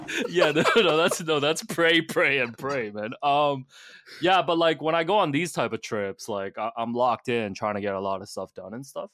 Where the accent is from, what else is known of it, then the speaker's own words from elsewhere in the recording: Hong Kong; moved away; I'm from Hong Kong